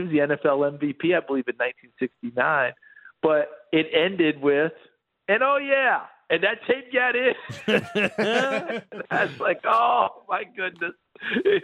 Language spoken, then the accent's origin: English; New York, United States; growing up in New York State, I got a lot of CFL football